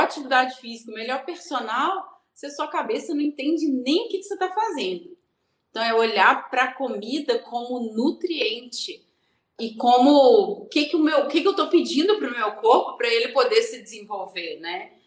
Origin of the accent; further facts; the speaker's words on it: Rio de Janeiro, Brazil; moved away as an adult; now in Belo Horizonte, Brazil; sou carioca, mas moro em Minas Gerais agora. Casei com mineiro e vim para Belo Horizonte